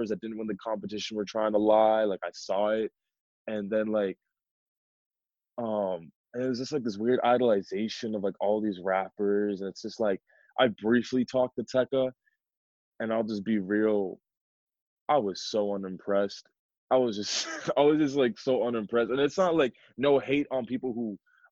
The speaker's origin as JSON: {"language": "English", "country": "Pakistan", "said": "I'm not from India, I'm from Pakistan."}